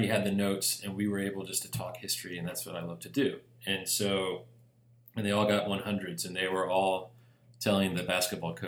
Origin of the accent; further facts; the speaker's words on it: Memphis, Tennessee, United States; We're from Memphis, Tennessee.